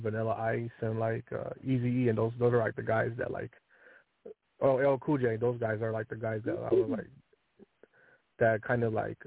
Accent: Seattle, Washington, United States; also born or lived in Compton; I'm from Seattle

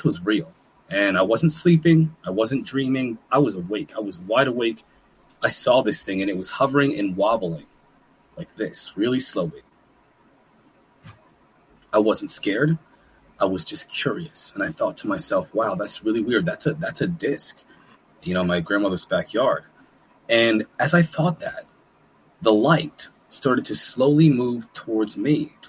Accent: Manalapan, New Jersey, United States; moved away as an adult; also born or lived in Trenton, New Jersey / Lewistown, Pennsylvania; now in Pennsylvania, United States; I was born in Trenton, New Jersey, actually, one of the worst places in the country. And I grew up in Manalapan, New Jersey, and Lewistown, Pennsylvania, together simultaneously.

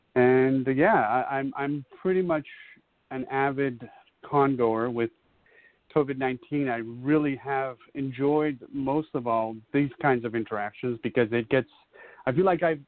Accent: North Carolina, United States; also born or lived in Ecuador; now in Massachusetts, United States; I am originally from North Carolina, but I lived in South America, Ecuador.

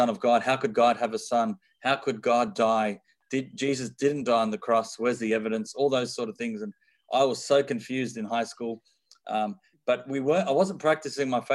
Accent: Sydney, New South Wales, Australia; I am born and raised in Sydney, Australia

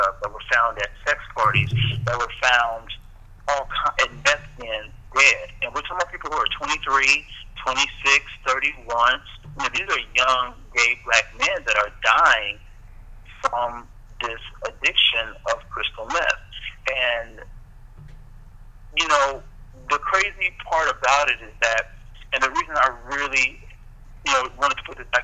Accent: Houston, Texas, United States; moved away; I'm originally from Houston, Texas

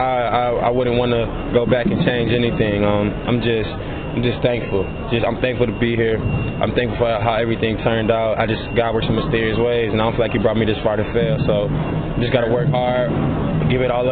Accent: Michigan, United States; moved away as an adult; Michigan was my first offer coming out of high school, and I was from Michigan, so I just decided to stay home.

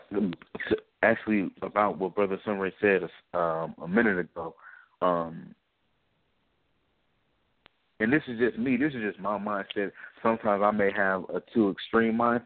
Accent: Bay Area, Northern California, United States; also born or lived in Maryland; I'm from Northern California. I'm from the Bay Area

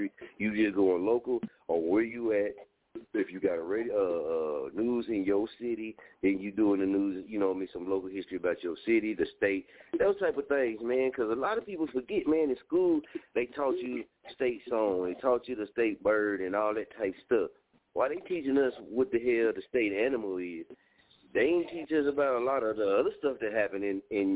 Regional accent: Muskogee, Oklahoma, United States; I'm from Muskogee, Oklahoma, right? We broadcast live from Muskogee, Oklahoma

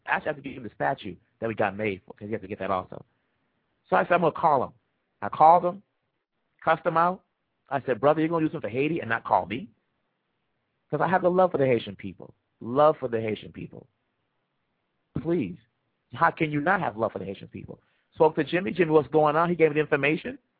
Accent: Kinshasa, DR Congo; moved away; I'm from the Democratic Republic of the Congo.

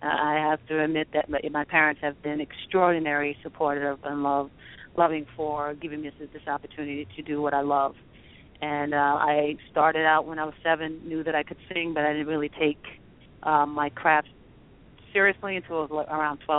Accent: New York City, New York, United States; I was born and raised in Queens, yes.

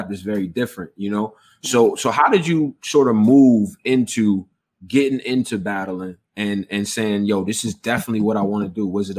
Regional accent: Houston, Texas, United States; born there; I was born in Houston, Texas. All right. So I got a special affinity for the South.

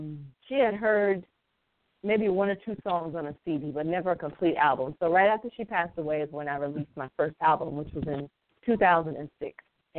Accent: South Carolina, United States; also born or lived in Atlanta / Washington, D.C. / Philadelphia / St. Helena Island; I am born and raised in South Carolina. I left for a little while, moved to Atlanta. I lived in D.C. I lived in Philly, but I'm actually back home, South Carolina, and I'm living by the water. I'm on St. Helena Island.

